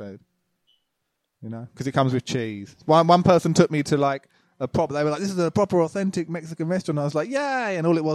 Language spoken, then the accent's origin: English; Loughton, East of England, United Kingdom; moved away; also born or lived in Epping; Loughton in Essex, I guess. I think I was born in Epping.